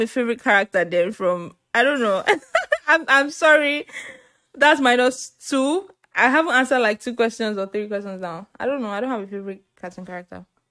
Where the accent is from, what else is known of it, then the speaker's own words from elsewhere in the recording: Nigeria; I'm Nigerian. I'm Igbo, to be precise